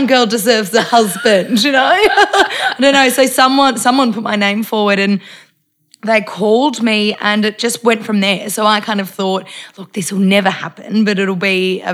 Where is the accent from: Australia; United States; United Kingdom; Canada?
Australia; Melbourne, Victoria; moved away as an adult; also born or lived in Tasmania; I'm from Melbourne originally, mm-hmm. but I'd been living in Tassie for nearly 5 years